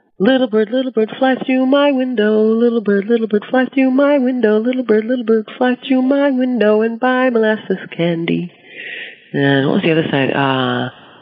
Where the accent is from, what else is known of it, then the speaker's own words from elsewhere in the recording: Ohio, United States; moved away as an adult; now in New York State, United States; I was growing up in Ohio, because I lived in the Cuyahoga River Valley